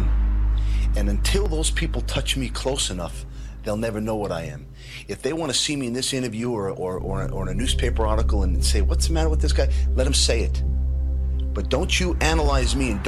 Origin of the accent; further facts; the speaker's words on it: New York City, New York, United States; I grew up in Brooklyn, being in jail and getting to street fights